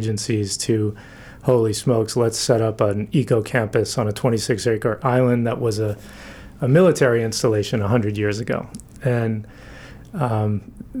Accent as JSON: {"language": "English", "town": "South Portland", "region": "Maine", "country": "United States", "tie": "born or raised there", "said": "I grew up in South Portland. I graduated from Windham High School"}